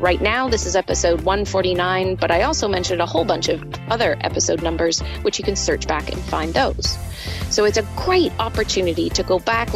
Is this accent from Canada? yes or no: no; United Kingdom; Being British